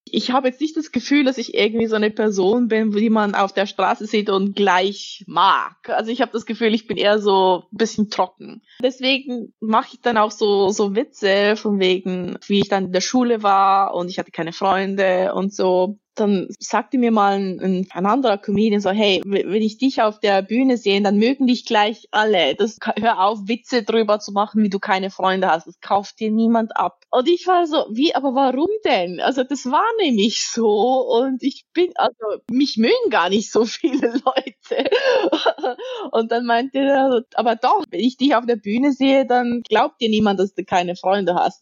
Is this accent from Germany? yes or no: no; Zug, Switzerland; Ich bin aus Zug. Das ist eine kleine Stadt, so dreißig Minuten mit dem Auto entfernt